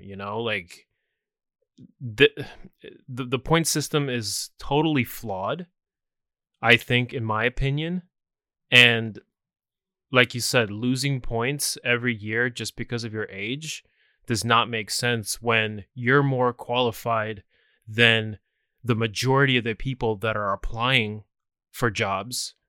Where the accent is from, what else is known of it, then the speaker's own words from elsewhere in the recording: United States; I'm American